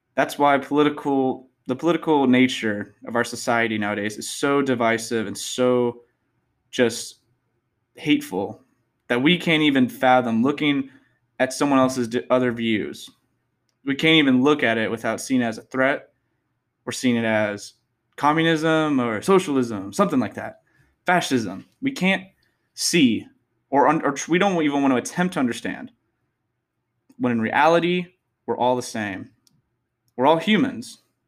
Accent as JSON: {"language": "English", "region": "Texas", "country": "United States", "tie": "born or raised there", "said": "I'm from Texas. Born and raised"}